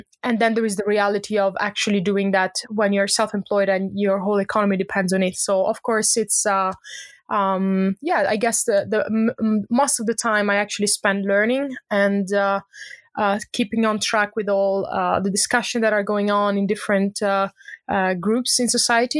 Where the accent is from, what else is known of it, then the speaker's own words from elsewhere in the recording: Italy; moved away as an adult; also born or lived in Lund, Sweden; now in Stockholm, Sweden; I'm originally from Italy, but I've been based in Sweden for the last 10 years.